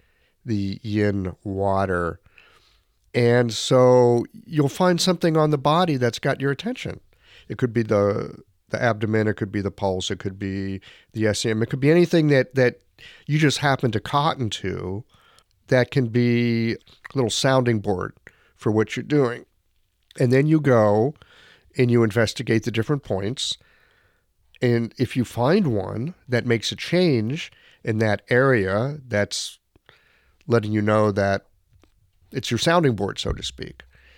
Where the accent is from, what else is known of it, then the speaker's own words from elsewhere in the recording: United States; I'm an American.